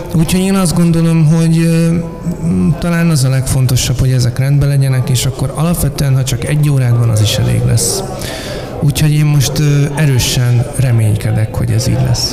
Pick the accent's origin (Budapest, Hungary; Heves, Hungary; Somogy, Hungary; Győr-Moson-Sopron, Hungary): Budapest, Hungary; Most budapestiként